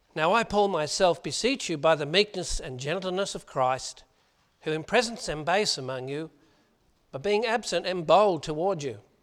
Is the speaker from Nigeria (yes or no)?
no; Australia; accent: Aussie; my Aussie accent